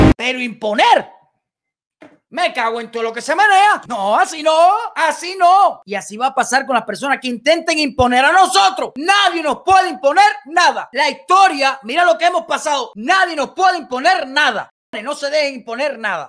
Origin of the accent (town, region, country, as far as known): Cuba